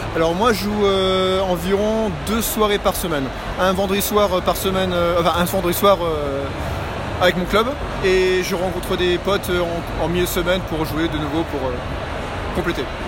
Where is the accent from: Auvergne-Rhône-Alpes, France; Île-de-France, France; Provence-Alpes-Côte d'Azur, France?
Auvergne-Rhône-Alpes, France; Haute-Savoie; now in Luxembourg; Et j'habite au Luxembourg et je viens de Haute-Savoie